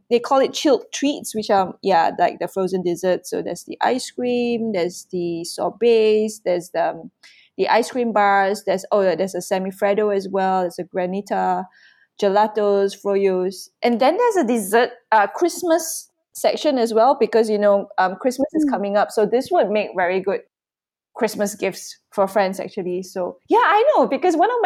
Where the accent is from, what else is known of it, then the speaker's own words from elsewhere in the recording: Malaysia; first language English; I have done one demo in Malay, which is our national language.